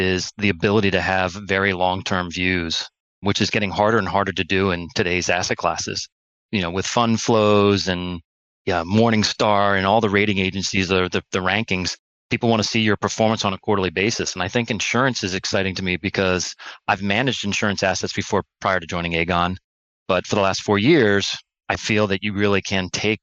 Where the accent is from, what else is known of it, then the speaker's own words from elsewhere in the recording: New Canaan, Connecticut, United States; I grew up in New Canaan, Connecticut, which is a suburb about 50 minutes outside of New York City.